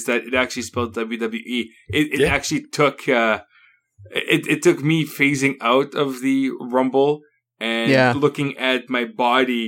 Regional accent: Canada; I'm Canadian.

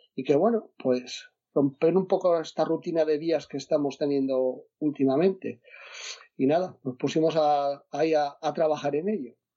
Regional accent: Asturias, Spain; yo soy de Asturias

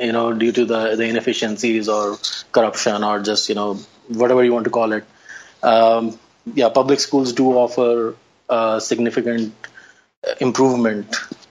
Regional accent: Delhi, India; moved away as an adult; now in United States; I grew up in the old Delhi. The old Delhi is where which was the seat of power for the Mughal emperors, and you know the old capital

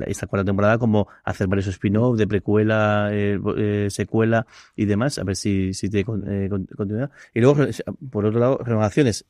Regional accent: Alicante, Valencian Community, Spain; somos alicantinos

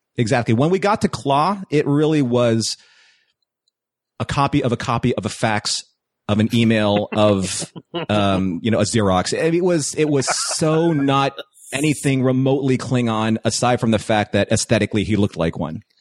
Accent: East Coast, United States; moved away as an adult; now in California, United States; I grew up on the East Coast.

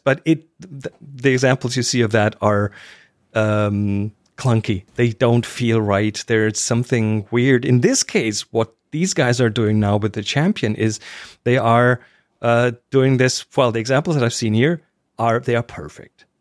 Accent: Germany; I'm German

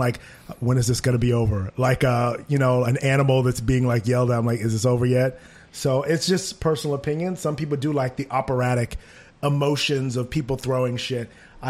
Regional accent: New York, United States; maybe it's just me, maybe I'm a New Yorker, maybe he's enjoying it.

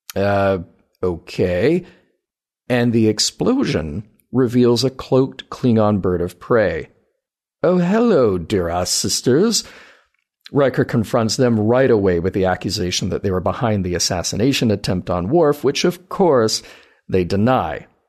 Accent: the South, United States; I grew up in the South

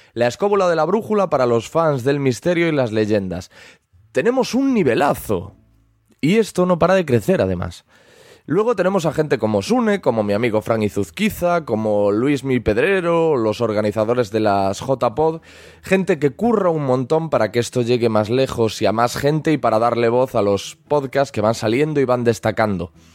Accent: Galicia, Spain; soy gallego

